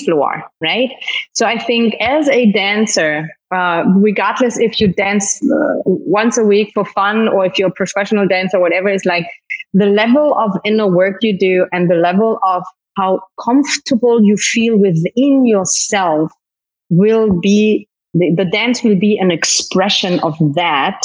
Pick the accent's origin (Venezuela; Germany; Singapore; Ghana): Germany; accent: German; moved away as an adult; also born or lived in Turks and Caicos; now in Dominican Republic; But I was born and I grew up in Germany. So that's why I have a German accent, but a Spanish name.